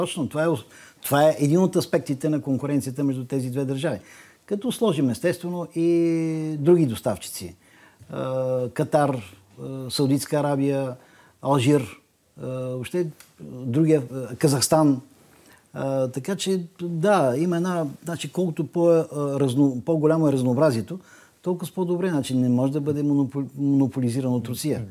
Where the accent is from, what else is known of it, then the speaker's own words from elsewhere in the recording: Bulgaria; Ние сме европейци и ние сме българи